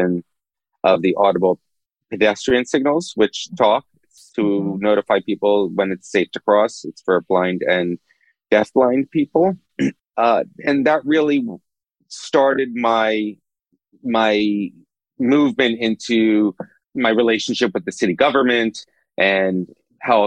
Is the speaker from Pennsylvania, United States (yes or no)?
yes; Philadelphia, Pennsylvania, United States; also born or lived in New Brunswick, New Jersey; I was born in Philadelphia. And I had a pretty normal suburban upbringing